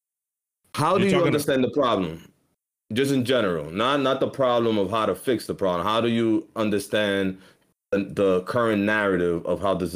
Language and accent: English; Boston, Massachusetts, United States; accent: Boston; That did sound a little Boston, right? People always notice I'm from Boston when I say, can I get some water?